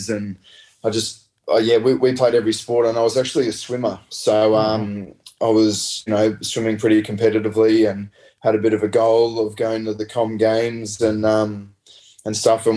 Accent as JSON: {"language": "English", "town": "Redlands", "region": "Queensland", "country": "Australia", "said": "we're from Redlands, which isn't the greatest area on the map."}